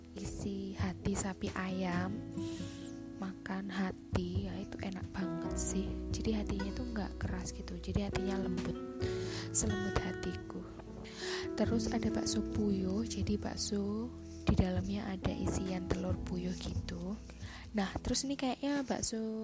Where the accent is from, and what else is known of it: Malang, East Java, Indonesia